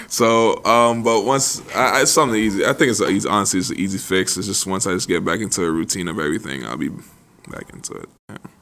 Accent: New York City, New York, United States; grew up in the Bronx

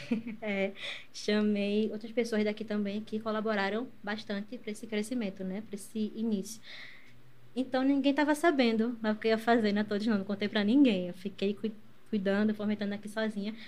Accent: Recife, Pernambuco, Brazil; Eu nasci aqui em Recife mesmo. Eu moro no Ipicep. Morei uhum. a minha vida toda na mesma casa, né?

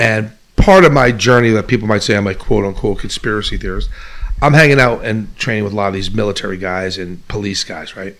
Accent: New York City, New York, United States; also born or lived in Manhattan; I'm from Bay Ridge, and I'm a true what we call Bay Riginal

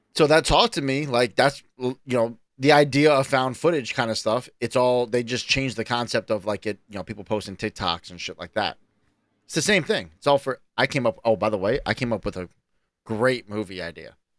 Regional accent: New York, United States; I'm a New Yorker

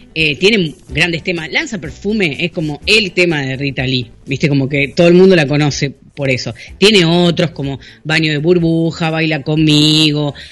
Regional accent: Argentina; yo hablo español, porque soy argentino

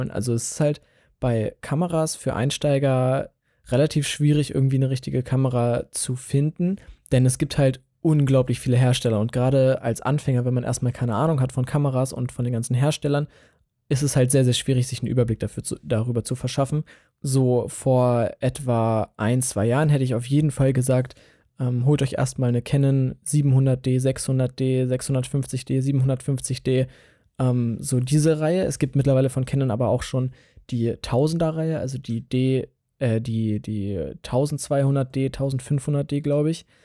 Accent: Hanover, Lower Saxony, Germany; Und ich komme aus Hannover, also aus der Region Hannover. Ähm, so ein bisschen, weiß ich nicht, 20 Kilometer westlich von Hannover.

